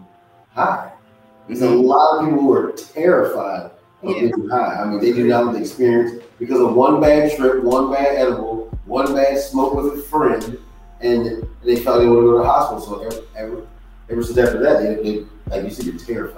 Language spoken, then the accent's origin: English; Baltimore, Maryland, United States; moved away; also born or lived in California; I'm originally from Baltimore, so. Being originally from Baltimore, my whole family's from here